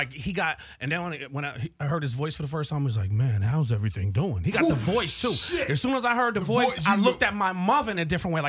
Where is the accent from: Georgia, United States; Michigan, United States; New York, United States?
New York, United States; Bronx; Well, I'm originally from the Bronx, right down the street from where hip-hop began.